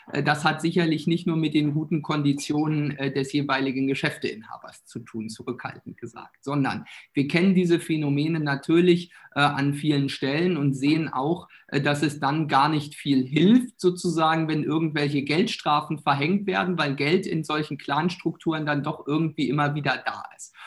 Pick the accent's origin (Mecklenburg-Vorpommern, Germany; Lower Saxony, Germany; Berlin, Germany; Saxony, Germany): Mecklenburg-Vorpommern, Germany; Bei uns in Mecklenburg-Vorpommern